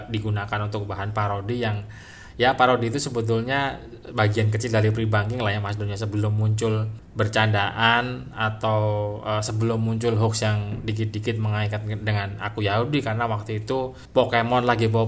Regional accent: Java, Indonesia; Kalau bahasa Jawanya kata kata etak gitulah ya karena saya Jawa ya.

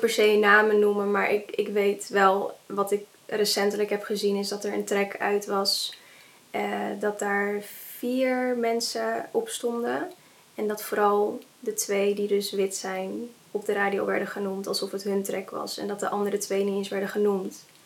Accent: Netherlands; Ik ben half Indonesisch en half Nederlands, maar eh, mijn moeder is naar, naar, Nederland gekomen

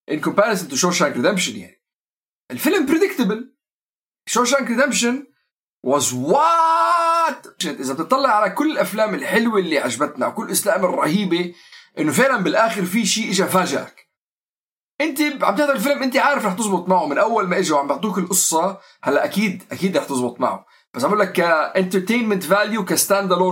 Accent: Syria; نحن كلياتنا سوري يعني مثل مثل الاوضاع والمشاكل والقصص اللي بتمر على كل خاصه المجتمعات اللي احنا قاعدين عايشين فيها

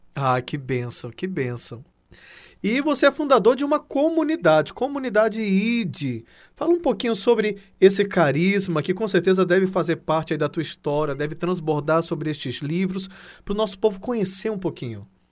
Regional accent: Acre, Brazil; o Acre é minha terra

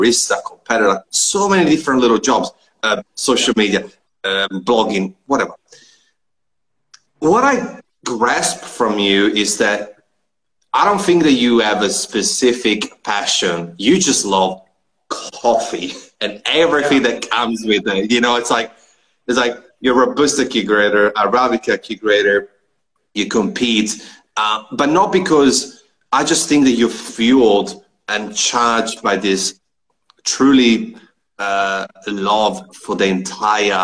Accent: Trento, Trentino-Alto Adige, Italy; moved away; also born or lived in Melbourne, Australia; technically I'm from Trento, which is not far from Trieste

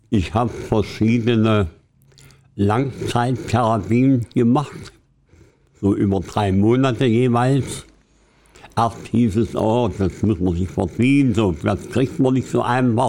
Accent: Querfurt, Saxony-Anhalt, Germany; stamme aus, aus der Gegend Süden, südwestlich von Halle, 40 Kilometer weg, aus Querfurt heißt die Stadt

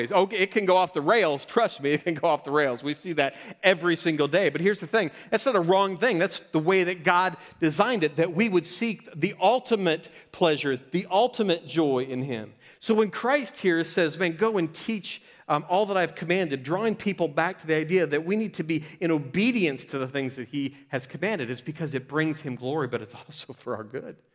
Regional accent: Florida, United States; I moved from Florida, where we have big gators. Y'all have big spiders here, like big, ugly spiders.

